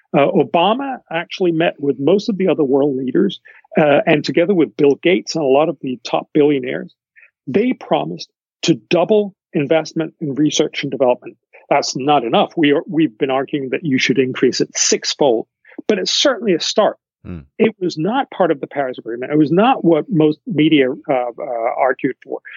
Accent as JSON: {"language": "English", "country": "Denmark", "said": "I come from Denmark."}